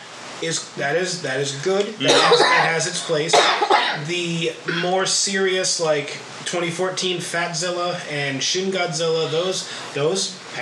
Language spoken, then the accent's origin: English; United States; we're dumb Americans